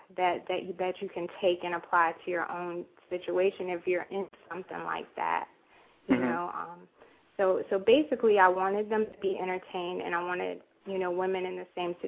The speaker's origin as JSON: {"language": "English", "region": "Florida", "country": "United States", "moved": "yes", "lives_now": "Virginia, United States", "said": "I am originally from Florida. Now I reside in Virginia."}